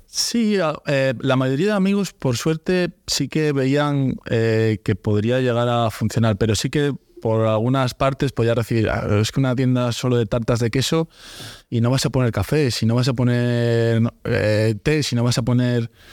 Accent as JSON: {"language": "Spanish", "town": "Santander", "region": "Cantabria", "country": "Spain", "said": "soy un chico de Santander, voy a abrir un negocio igual que que el, que el suyo en mi ciudad"}